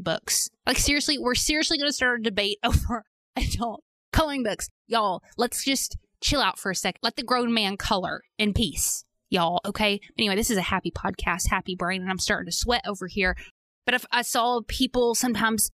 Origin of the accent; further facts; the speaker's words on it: Arkansas, United States; accent: Southern; I'm Southern, so I pronounce it Young. I know it's not Young, like Y-O-U-N-G, but that's just how it comes out of my mouth, okay? I can't help it. I'm from Arkansas